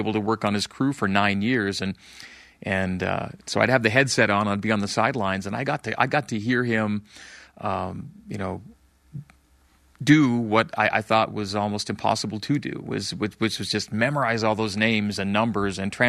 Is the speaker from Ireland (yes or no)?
no; Canada; now in Utah, United States; growing up in Canada